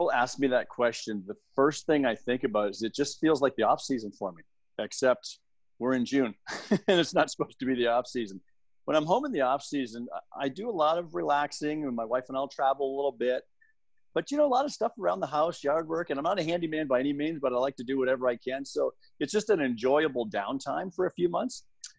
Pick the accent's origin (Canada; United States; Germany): Canada; Windsor, Ontario; I was. Both my wife and I were born and raised like within 3 kilometers of where we live right now.